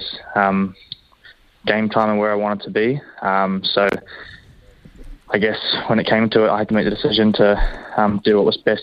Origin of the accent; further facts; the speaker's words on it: Hamilton, Waikato, New Zealand; growing up, born here, and especially being at the Chiefs now